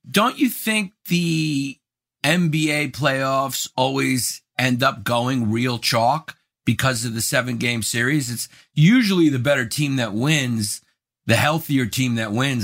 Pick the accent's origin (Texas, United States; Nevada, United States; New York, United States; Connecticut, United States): New York, United States; I'm from New York.